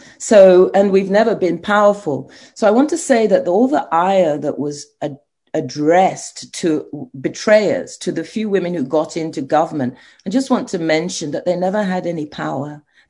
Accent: Nigeria; now in Ghana; it's such an outrage for me as a Nigerian professor to admit that my country and Ghana, where I'm now working, have the highly educated women, the lowest in politics.

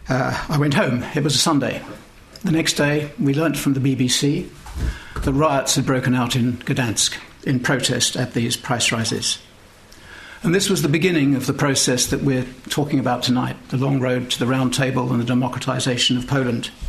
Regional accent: United Kingdom; As a British diplomat, I was lucky enough to take part in that journey

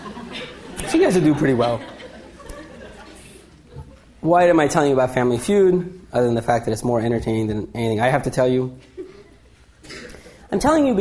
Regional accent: India; being Indian

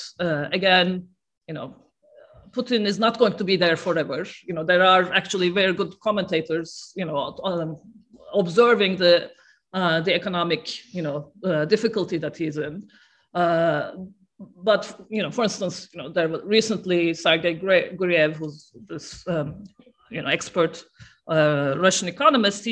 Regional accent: Turkey; I'm from Turkey

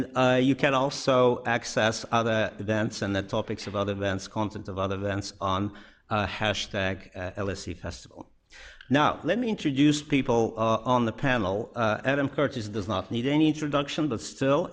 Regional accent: Moscow, Russia; I was born in Moscow, educated at the Moscow State University

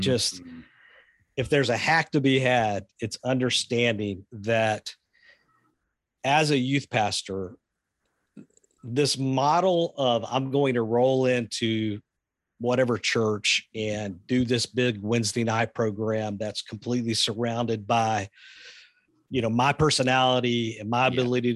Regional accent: the South, United States; I grew up in the South.

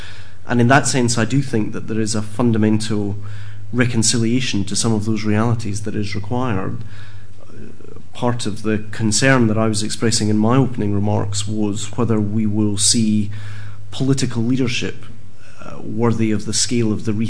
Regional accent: Scotland, United Kingdom; As a Scottish Presbyterian

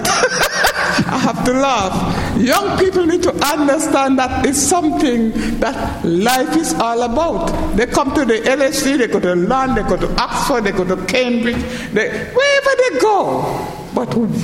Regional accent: St. Kitts & Nevis; now in United Kingdom; Where I come from in the Caribbean, Ireland, St. Kitts

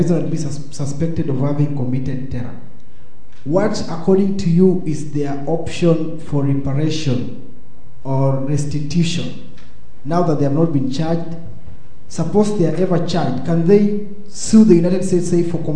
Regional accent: Kenya; I come from Kenya.

